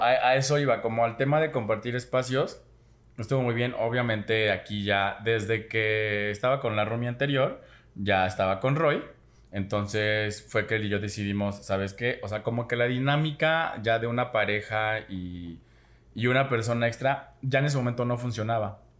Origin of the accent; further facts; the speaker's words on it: Xalapa, Veracruz, Mexico; moved away as an adult; yo que me salí de Jalapa, mi primera vez viviendo solo fue en otro estado